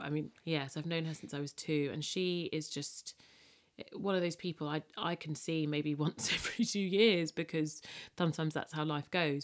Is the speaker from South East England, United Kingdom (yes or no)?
no; London, United Kingdom; I'm British. If I'm born and bred Londoner, but there is a great sense of my upbringing being very Caribbean